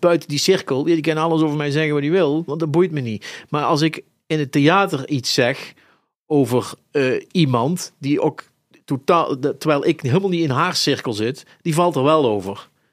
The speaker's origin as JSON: {"language": "Dutch", "town": "Eindhoven", "region": "North Brabant", "country": "Netherlands", "tie": "born or raised there", "moved": "as an adult", "lives_now": "Zaltbommel, Netherlands", "said": "ik ben geboren en getogen in Eindhoven"}